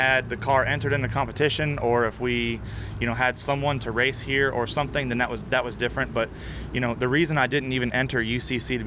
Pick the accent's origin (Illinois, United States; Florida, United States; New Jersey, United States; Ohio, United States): Florida, United States; I'm from Florida